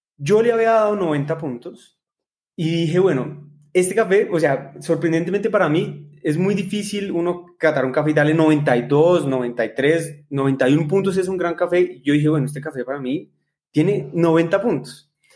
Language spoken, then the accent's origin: Spanish; Colombia; nosotros como colombianos